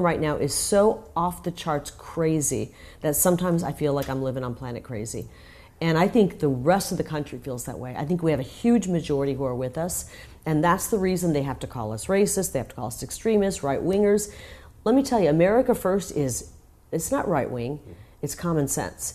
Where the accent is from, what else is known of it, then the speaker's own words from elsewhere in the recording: Iowa, United States; now in Arizona, United States; I'm from Iowa, and during the campaign, I wanted to go home and visit